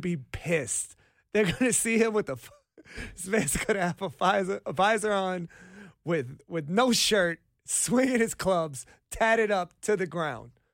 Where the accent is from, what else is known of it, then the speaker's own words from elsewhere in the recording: Washington, District of Columbia, United States; also born or lived in Arlington, Virginia; I'm from Arlington, Virginia